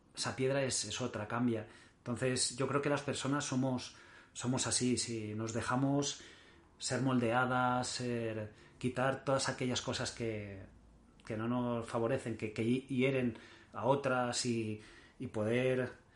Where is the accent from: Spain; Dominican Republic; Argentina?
Spain; Mallorca, Balearic Islands; also born or lived in Barcelona; Yo nací en Barcelona y con, un año y poco me llevaron a, mis padres a, vivir a Mallorca y, llevo toda la vida allí